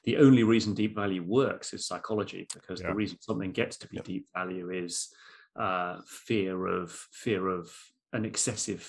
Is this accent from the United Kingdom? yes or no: yes; United Kingdom; as a Brit